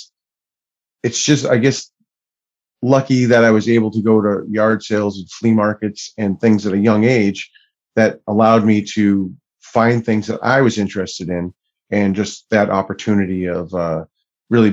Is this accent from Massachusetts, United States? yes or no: yes; Plymouth, Massachusetts, United States; also born or lived in Florida / Boston; I was born in Florida and only lived there until I was three and then moved to Plymouth, Massachusetts, where I grew up, went to high school and then pretty much moved into Boston and the surrounding area